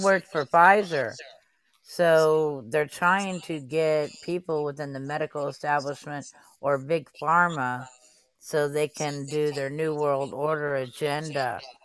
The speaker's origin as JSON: {"language": "English", "town": "Dallas", "region": "Texas", "country": "United States", "moved": "yes", "lives_now": "New Orleans, United States", "said": "I'm from Dallas, Texas, but I live in New Orleans."}